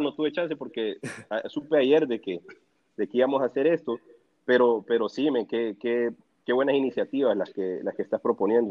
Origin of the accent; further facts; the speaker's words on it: El Salvador; moved away as an adult; now in Honduras; yo soy del Salvador